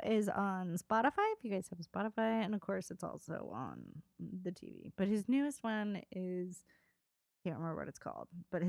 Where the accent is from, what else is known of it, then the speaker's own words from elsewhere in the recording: Ireland; From Ireland.